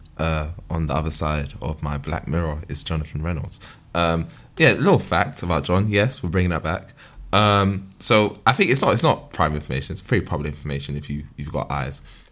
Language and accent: English; Nigeria; I'm a Nigerian man myself